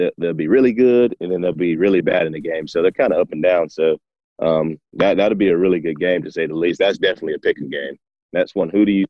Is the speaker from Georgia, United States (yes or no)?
yes; Tift County, Georgia, United States; he's from my hometown, Tift County.